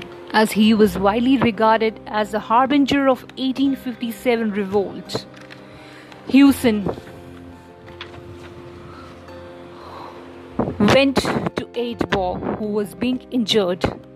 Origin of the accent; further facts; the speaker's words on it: India; as an Indian